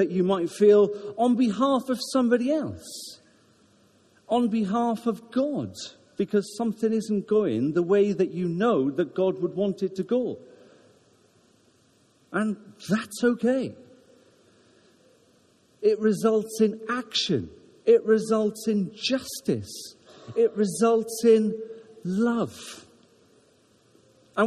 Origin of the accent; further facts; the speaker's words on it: Wales, United Kingdom; now in Ruislip, United Kingdom; And I'm Welsh. I'm very Welsh